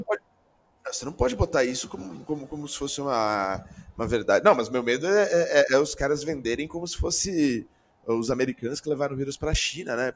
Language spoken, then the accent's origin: Portuguese; Brazil; a gente sendo brasileiro ainda